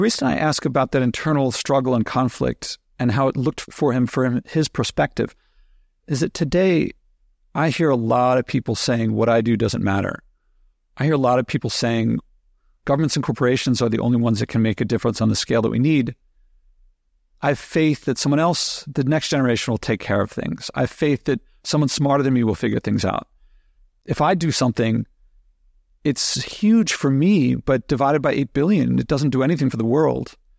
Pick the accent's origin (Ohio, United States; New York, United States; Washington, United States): New York, United States; As an American, as a New Yorker